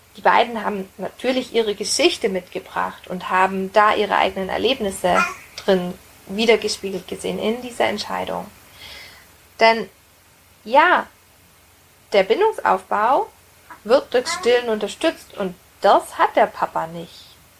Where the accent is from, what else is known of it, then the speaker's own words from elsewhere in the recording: Roth, Bavaria, Germany; Ich bin in der Stadt aufgewachsen, in einem kleinen Städtchen in Bayern, in Rot